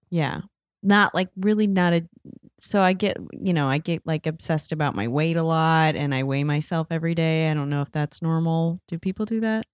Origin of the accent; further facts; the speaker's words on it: Indiana, United States; moved away as an adult; I'm from Indiana